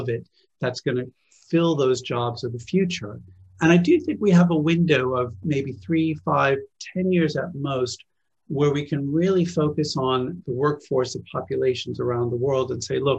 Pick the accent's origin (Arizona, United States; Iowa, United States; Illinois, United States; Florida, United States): Arizona, United States; Phoenix; moved away as an adult; now in London, United Kingdom; I was born in the US. I grew up in Phoenix, Arizona